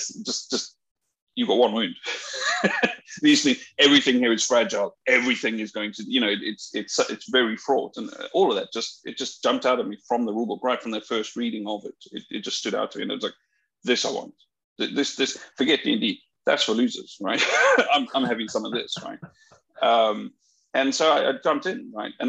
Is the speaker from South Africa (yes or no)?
yes; South Africa; now in United Kingdom; I come from South Africa